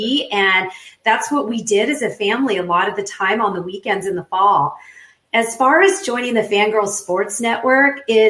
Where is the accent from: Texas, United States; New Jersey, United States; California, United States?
California, United States; San Diego; I grew up in San Diego, but the Chargers were new at the time. I was born in the 70s.